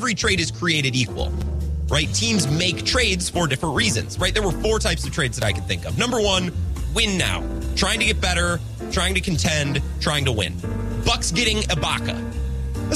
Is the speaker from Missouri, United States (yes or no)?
no; Wisconsin, United States; I'm from Wisconsin